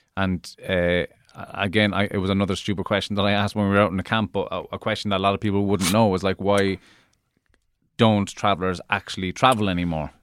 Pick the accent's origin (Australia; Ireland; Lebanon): Ireland; Cork, Munster; moved away; also born or lived in West Dublin; where I grew up in Cork